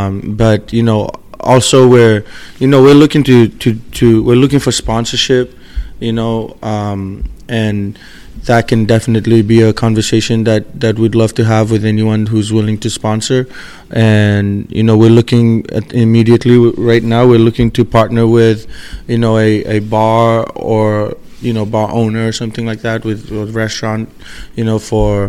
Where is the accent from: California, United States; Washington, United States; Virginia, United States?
Washington, United States; Seattle; because we're from Seattle, you know, we grew up here, our goal is to bring the championship back home.